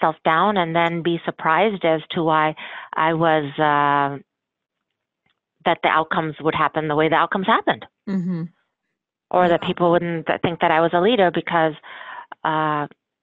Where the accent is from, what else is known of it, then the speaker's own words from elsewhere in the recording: United States; my parents immigrated from India and I'm a first generation American